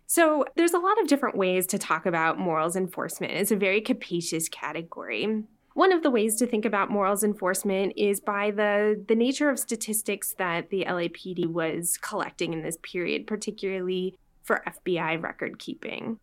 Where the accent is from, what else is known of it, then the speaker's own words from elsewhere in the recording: Los Angeles, California, United States; moved away; I was born and raised in Los Angeles